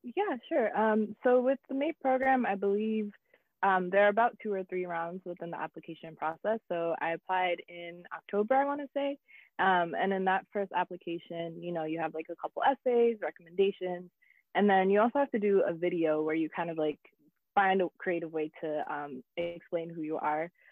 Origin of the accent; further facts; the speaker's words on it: United States; also born or lived in South Africa; I was still American. So there was like a privilege with being American and being abroad in an African country